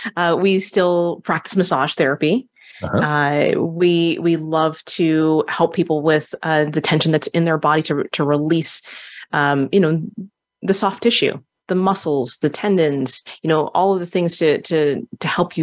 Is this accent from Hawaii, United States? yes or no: yes; Hawaii, United States; Being Hawaiian, you know, we call upon, you know, our ancestors, and, you know, being around different Polynesians